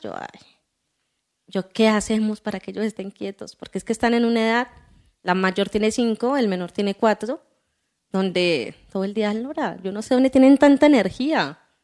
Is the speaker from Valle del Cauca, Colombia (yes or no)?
yes; Cali, Valle del Cauca, Colombia; yo soy caleña